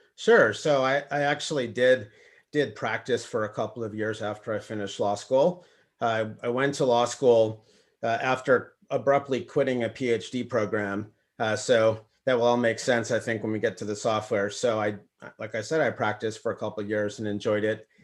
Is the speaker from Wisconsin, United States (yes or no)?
no; Minnesota, United States; moved away; I'm actually from Minnesota